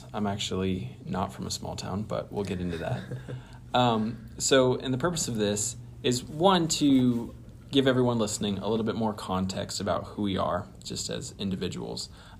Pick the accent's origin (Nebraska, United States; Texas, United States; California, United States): Nebraska, United States; western; So I grew up in western Nebraska. I said I didn't grow up in a small town. I grew up on a ranch.